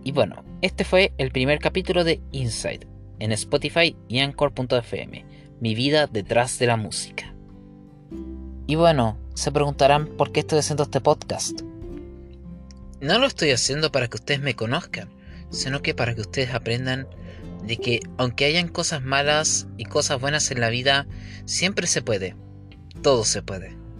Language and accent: Spanish; Coquimbo, Chile; Nací un cinco de julio del año mil novecientos noventa y cinco en la ciudad de Coquimbo, en el Hospital San Pablo.